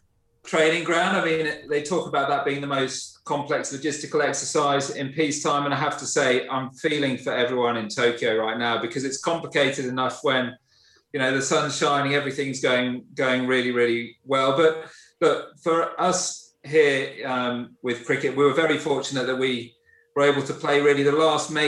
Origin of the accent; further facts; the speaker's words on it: Birmingham, West Midlands, United Kingdom; accent: English; moved away as an adult; now in Australia; I grew up in Birmingham, played my cricket for West Bromwich, Dartmouth